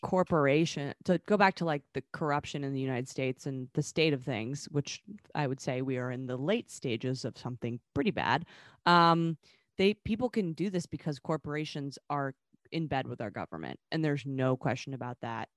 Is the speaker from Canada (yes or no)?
yes; Vancouver, British Columbia, Canada; moved away; Vancouver, um, which is my hometown